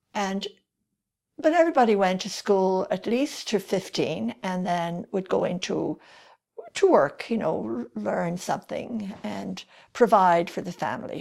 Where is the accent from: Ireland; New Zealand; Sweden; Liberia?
Ireland; Kildare, Leinster; accent: Irish; moved away as an adult; also born or lived in Paris, France / Romania / Calgary, Canada; now in Canada; I grew up in Kildare